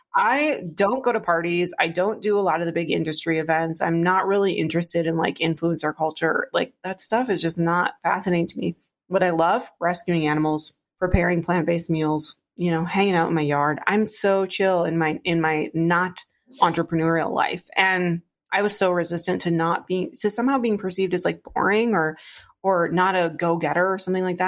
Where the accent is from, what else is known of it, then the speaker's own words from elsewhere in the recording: Iron Range, northern Minnesota, United States; now in Minneapolis, United States; I grew up in on the Iron Range in northern Minnesota.